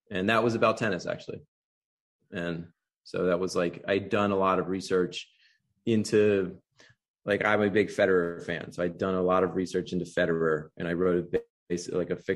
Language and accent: English; Wilmington, Delaware, United States; moved away as an adult; also born or lived in Baltimore; I grew up in Wilmington, Delaware, um, so not too far from Baltimore. But then I had a lot of family that also lived in Baltimore